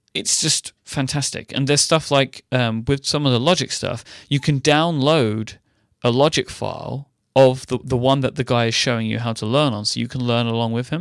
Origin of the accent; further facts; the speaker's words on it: London, United Kingdom; I grew up in a large city